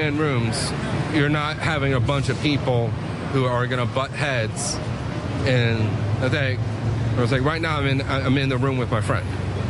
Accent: Florida, United States; moved away as an adult; now in New York City, United States; I'm originally from Florida.

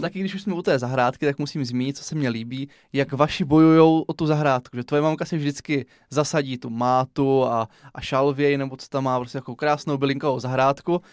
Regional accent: Brno, South Moravian Region, Czechia; Já jsem se narodil v Komíně, pak jsme se stěhovali do Jundrova, na Lesnou, po druhé na Lesnou, do Černých polí, do Řečkovic, do Černých polí

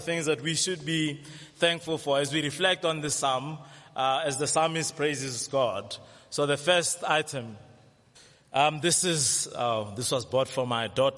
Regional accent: South Africa; we know very well how to complain as South African

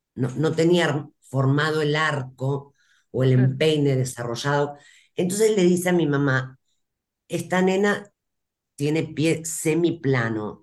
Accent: Rosario, Santa Fe, Argentina; Yo soy de Rosario, la República de Rosario

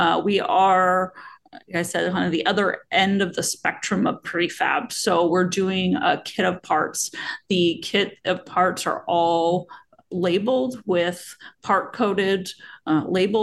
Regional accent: Pacific Northwest, Washington, United States; I was born and raised here and love the Pacific Northwest

